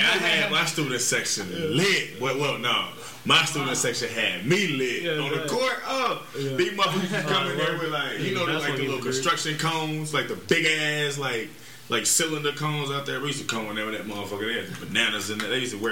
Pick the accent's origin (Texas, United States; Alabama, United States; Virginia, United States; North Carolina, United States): North Carolina, United States; New Hill; moved away as an adult; also born or lived in Apex, North Carolina / Raleigh, North Carolina / Italy / Turkey; now in Rhode Island, United States; Originally from this little small-ass town, New Hill